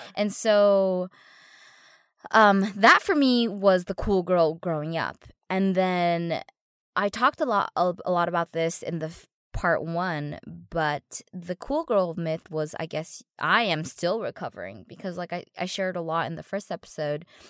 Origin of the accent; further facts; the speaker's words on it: San Gabriel Valley, California, United States; my norm growing up in the San Gabriel Valley was to be very academic